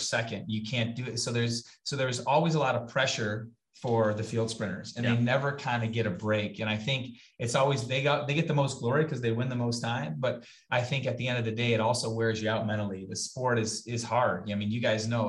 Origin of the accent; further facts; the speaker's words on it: Kenosha, Wisconsin, United States; my hometown. It's Kenosha, Wisconsin. That's where I was born and raised